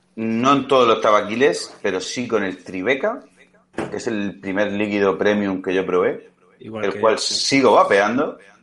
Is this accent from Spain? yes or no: yes; Spain